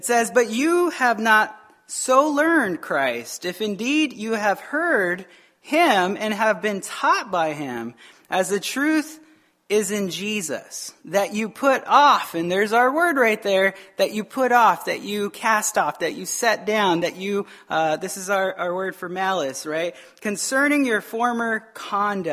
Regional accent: Arizona, United States; moved away; I'm from Arizona

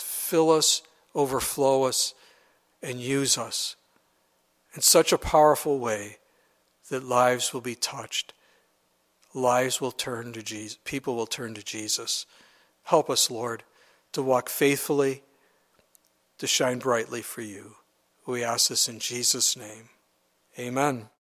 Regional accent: United States; as an American

